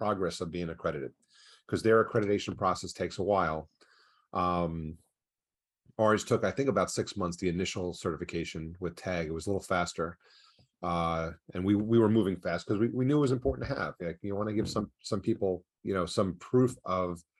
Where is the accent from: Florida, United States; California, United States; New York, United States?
New York, United States; I'm originally from New York